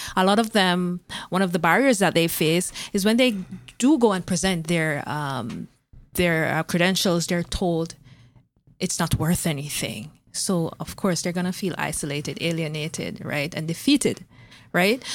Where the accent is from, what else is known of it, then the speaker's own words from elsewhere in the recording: Jamaica; moved away as an adult; now in Canada; I was coming from Jamaica with degrees